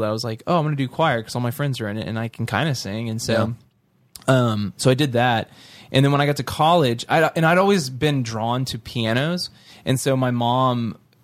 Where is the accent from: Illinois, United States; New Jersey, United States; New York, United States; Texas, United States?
Texas, United States; Sugar Land; Sugar Land, Texas